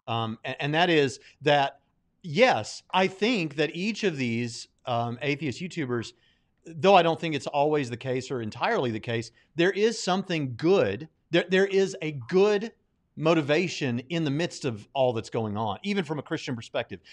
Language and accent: English; the South, United States; as a person from the South